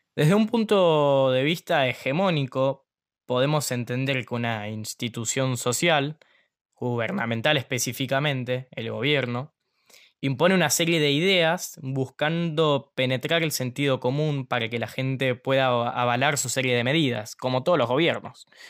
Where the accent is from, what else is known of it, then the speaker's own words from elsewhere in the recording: Ushuaia, Tierra del Fuego, Argentina; Tengo 16 años, nací acá en Ushuaia, voy al Colegio Nacional de Ushuaia